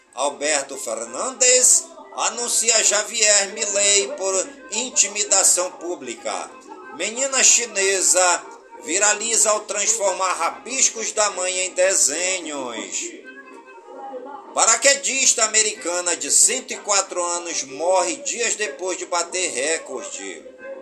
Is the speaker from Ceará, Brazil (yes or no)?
no; Careiro da Várzea, Amazonas, Brazil; as comunidades do Careiro da Vaz, minha cidade natal